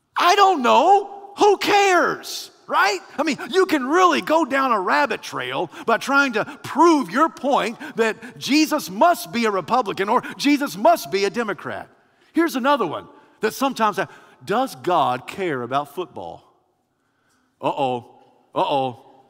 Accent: United States

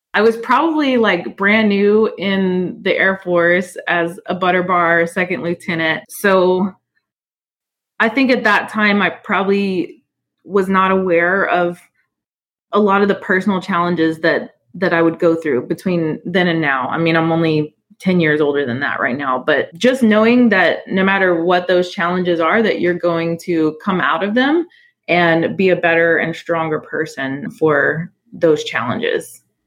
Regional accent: Houston, Texas, United States; also born or lived in New Orleans, Louisiana; I I grew up in in New Orleans, but I moved to Houston when I was pretty young, like 4 years old, and and I was always proud to become a Texan

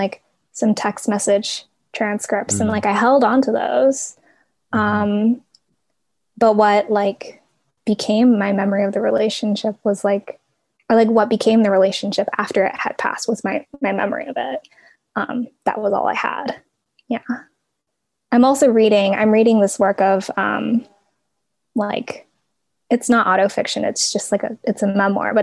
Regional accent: Portland, United States; I grew up in Portland

